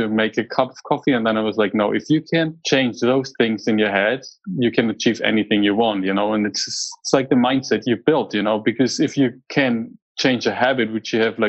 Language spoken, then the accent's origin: English; Germany; moved away as an adult; now in United States; I grew up in Germany